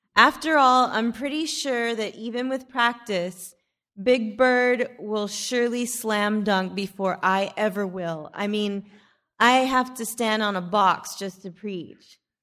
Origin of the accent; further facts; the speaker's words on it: Odessa, Texas, United States; also born or lived in Alpine, Texas; When we moved to Odessa from Alpine, Texas, just in time for me to start fourth grade